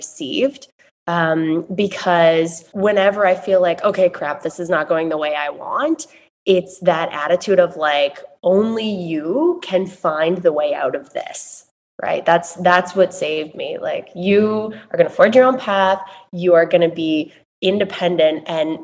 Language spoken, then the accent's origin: English; Massachusetts, United States; I grew up in Massachusetts, as you said, in a very rural community, small town America